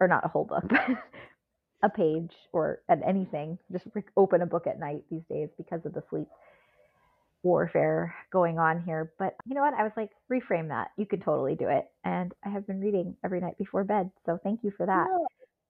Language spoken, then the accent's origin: English; Southern California, United States; When we moved from Southern California to Northern California, I was basically almost in middle school